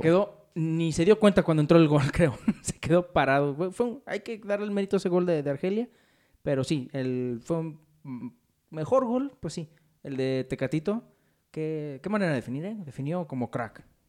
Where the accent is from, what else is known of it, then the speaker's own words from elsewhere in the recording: Mexico; unos cuantos mexicanos